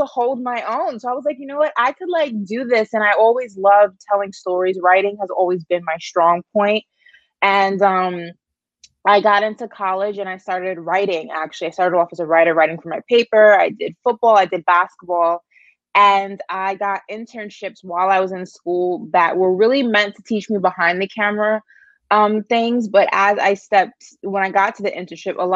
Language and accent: English; New York, United States; I'm a New Yorker, and growing up in New York, I was heavily involved with acting and modeling as a very young kid